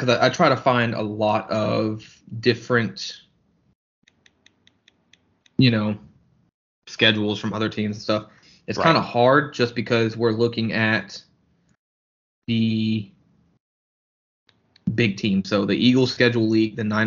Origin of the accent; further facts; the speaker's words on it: Germany; moved away; growing up in Germany